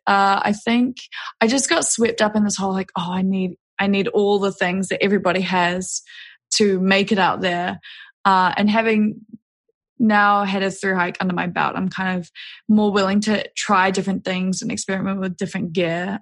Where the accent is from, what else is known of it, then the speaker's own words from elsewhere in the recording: Auckland, New Zealand; also born or lived in New York / Denver; I grew up in New Zealand, out in West Auckland, and then went to university in Auckland